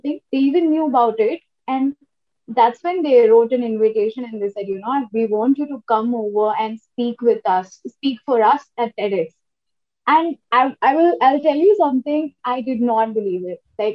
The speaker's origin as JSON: {"language": "English", "town": "Kolkata", "region": "West Bengal", "country": "India", "tie": "born or raised there", "said": "I am from Calcutta. and we used to, you know, hang out in maybe CCD"}